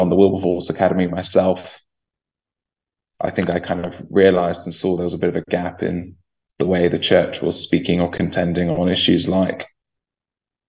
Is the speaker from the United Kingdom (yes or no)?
yes; Chorleywood, East of England, United Kingdom; I grew up in Chorleywood, and I'm still connected to the church there where I grew up